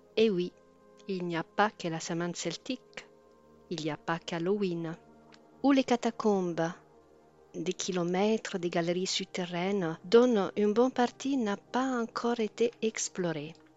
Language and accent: French; Rome, Lazio, Italy; je suis née à Rome